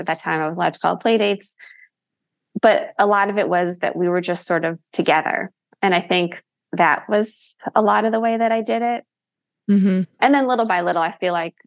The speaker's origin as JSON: {"language": "English", "area": "Rockland County", "region": "New York", "country": "United States", "moved": "as an adult", "lives_now": "New Jersey, United States", "said": "I'm from Rockland County, so right outside the city, and then lived after college for years in the city. And then it was once the kids were born that we moved to New Jersey."}